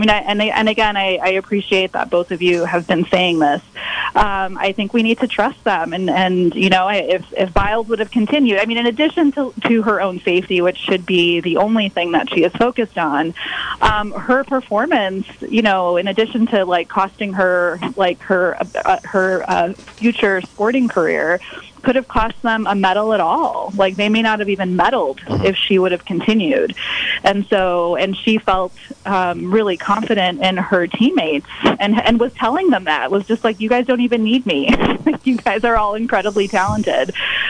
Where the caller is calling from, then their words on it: Sonoma County, California, United States; I'm calling from Sonoma County, which is from where I will be calling moving forward.